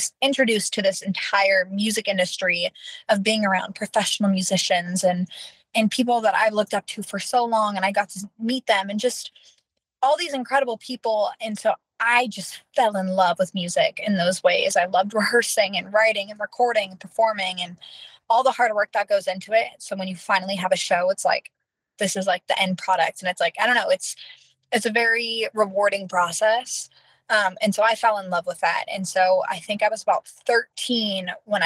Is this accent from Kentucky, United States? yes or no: no; Norco, California, United States; I am born and raised in Norco, California. I've been there my entire life